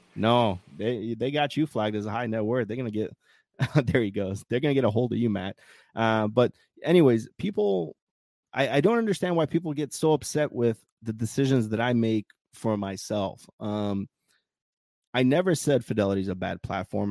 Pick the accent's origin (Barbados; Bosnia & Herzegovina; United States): Bosnia & Herzegovina; moved away; my home country